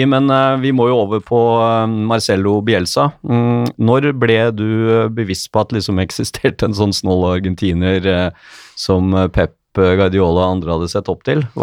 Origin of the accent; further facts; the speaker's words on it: Norway; vi er fra Norge